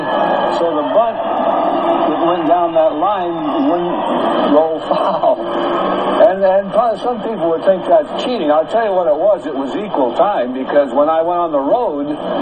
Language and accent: English; Tilden, Nebraska, United States; moved away; I grew up in Tilden, Nebraska, population around 1,000